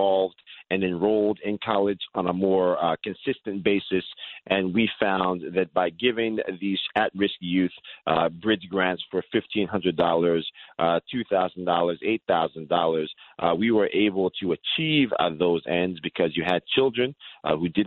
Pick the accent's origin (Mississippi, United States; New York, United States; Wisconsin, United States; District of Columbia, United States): New York, United States; Yonkers; I was born in Yonkers, New York, a lifelong New Yorker